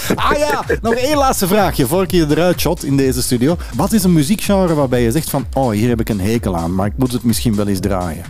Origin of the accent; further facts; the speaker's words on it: Antwerp, Flanders, Belgium; bij ons in Antwerpen